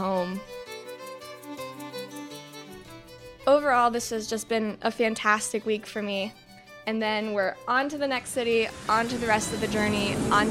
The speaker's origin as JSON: {"language": "English", "region": "Ohio", "country": "United States", "said": "We are in Cleveland, Ohio this week, which is pretty special for me because I'm actually from Ohio"}